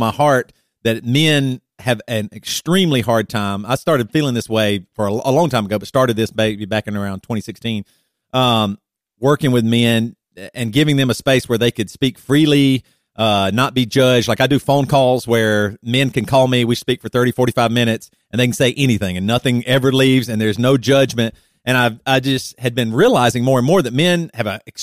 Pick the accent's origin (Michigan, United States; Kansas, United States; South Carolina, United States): South Carolina, United States; moved away as an adult; also born or lived in Seattle, Washington; now in Champaign, United States; We grew up in South Carolina in the Bible Belt